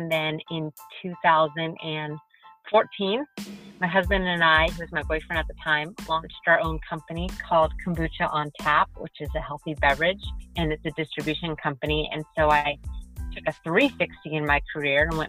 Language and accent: English; San Diego, California, United States; moved away as an adult; also born or lived in Nashville, Tennessee / Greenville, Mississippi; I'm from San Diego